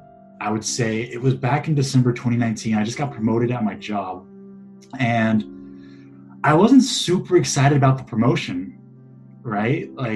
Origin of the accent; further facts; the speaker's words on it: Houston, Texas, United States; moved away as an adult; also born or lived in Middle East; now in Seattle, United States; I am a alumni of the University of Houston. I was born and raised in Houston, Texas, lived in the Middle East for a few years, moved back to Houston, finished up school there, and now I live in Seattle, Washington